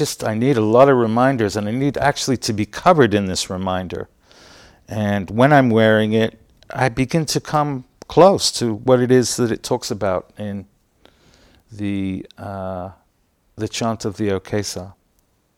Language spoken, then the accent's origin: English; London, United Kingdom; also born or lived in Utah, United States; now in San Francisco, United States; I grew up in England